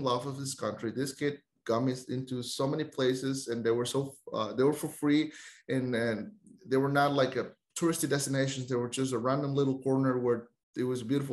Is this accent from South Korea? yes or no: no; Costa Rica